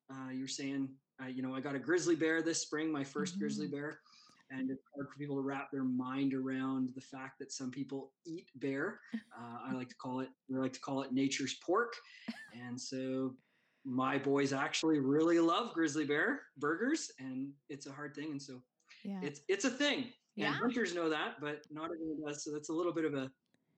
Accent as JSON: {"language": "English", "region": "Ontario", "country": "Canada", "tie": "born or raised there", "also_born_or_lived": "Huntsville, Ontario", "moved": "yes", "said": "I was raised in Ontario, spent time in Huntsville, used to go to Faith Baptist"}